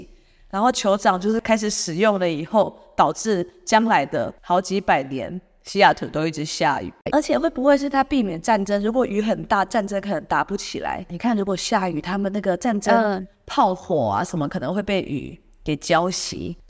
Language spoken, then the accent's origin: Chinese; Xizhi, New Taipei, Taiwan; now in Seattle, United States; 像我是反过来的吧，我是从汐止过来的。